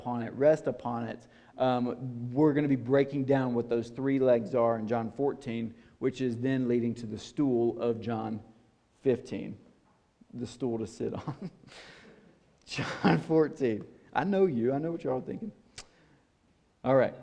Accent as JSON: {"language": "English", "town": "Nashville", "region": "Tennessee", "country": "United States", "said": "I'm from Nashville, Tennessee"}